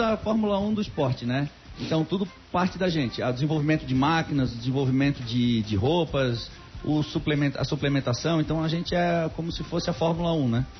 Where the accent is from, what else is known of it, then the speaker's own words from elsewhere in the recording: Florianópolis, Santa Catarina, Brazil; eu nasci na Carmela Dutra